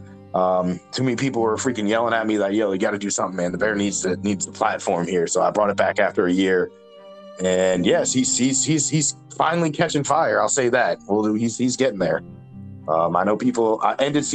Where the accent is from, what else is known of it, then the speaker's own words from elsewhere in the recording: New England, United States; I'm from New England, so I can do the accent.